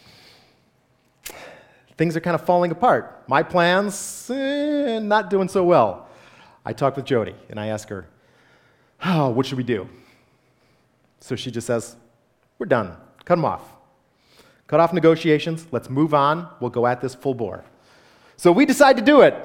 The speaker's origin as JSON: {"language": "English", "town": "Grosse Pointe", "region": "Michigan", "country": "United States", "tie": "born or raised there", "also_born_or_lived": "Phoenix, Arizona", "moved": "as an adult", "said": "I went to a Lutheran church growing up in Grosse Pointe"}